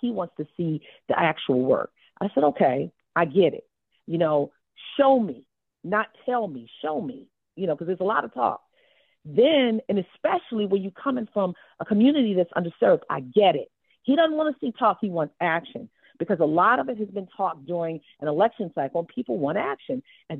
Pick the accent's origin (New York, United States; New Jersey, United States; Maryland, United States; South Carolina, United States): Maryland, United States; Baltimore; I'm scrappy. I'm from Baltimore.